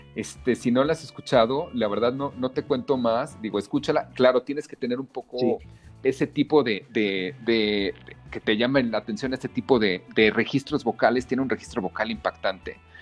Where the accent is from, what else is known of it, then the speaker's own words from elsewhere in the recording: Mexico; de niño en México